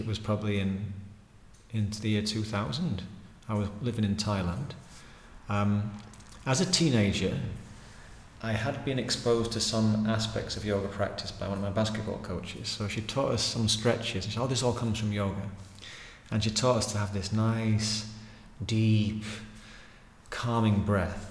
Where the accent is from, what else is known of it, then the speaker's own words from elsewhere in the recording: Pickering, Yorkshire and the Humber, United Kingdom; moved away; I grew up in Pickering in North Yorkshire